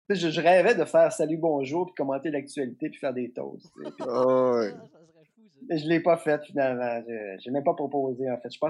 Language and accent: French; Trois-Pistoles, Quebec, Canada; la genèse de ça, c'est que moi, je viens de la campagne. {S3} Euh, {S2} je viens de Trois-Pistoles.